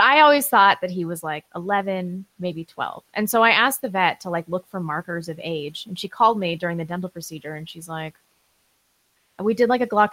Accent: California, United States; I am a Californian

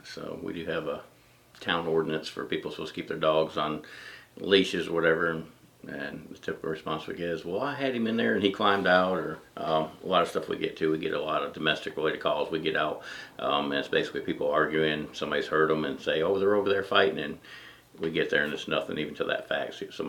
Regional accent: Elbert County, Georgia, United States; moved away as an adult; now in Iva, United States; Elbert County, Georgia, just across the lake from here.

